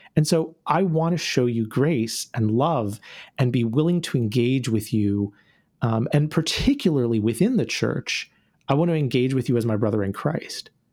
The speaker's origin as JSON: {"language": "English", "region": "North Carolina", "country": "United States", "tie": "born or raised there", "moved": "yes", "lives_now": "Orlando, United States", "said": "I grew up in North Carolina"}